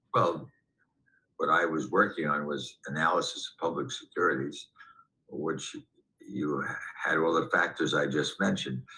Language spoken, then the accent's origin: English; New York City, New York, United States; I grew up in Manhattan as a kid on the West Side